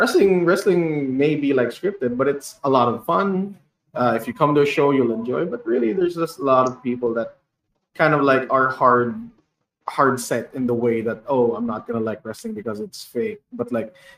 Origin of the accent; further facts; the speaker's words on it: Bacolod, Western Visayas, Philippines; I am from Bacolod, so it's a place of like where haciendas are